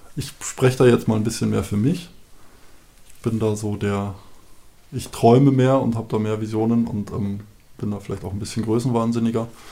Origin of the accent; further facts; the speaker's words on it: Bavaria, Germany; now in Seewalde, Germany; wir kommen aus Bayern, da ist eine unglaublich tiefe, schwarze, satte Erde